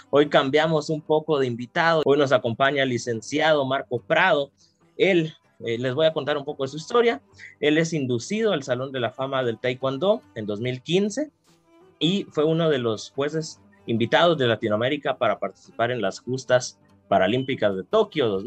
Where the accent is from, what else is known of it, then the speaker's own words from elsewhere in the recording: Guatemala; muchas veces uno como guatemalteco, uno podría decir